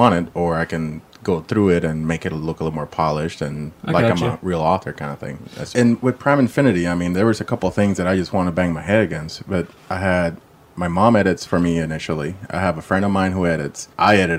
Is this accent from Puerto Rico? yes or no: yes; Puerto Rico; moved away as an adult; I'm from Puerto Rico originally